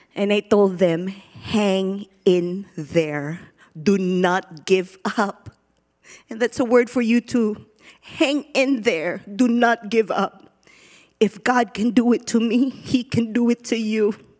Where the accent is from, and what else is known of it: Philippines; born or raised there; now in United States